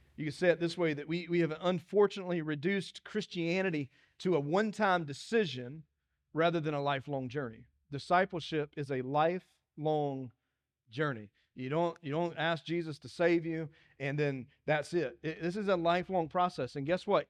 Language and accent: English; Dillon, South Carolina, United States; moved away; When people ask where I'm from, I'm, I'm, tell people I'm from Dillon, 'cause that's where I'm from.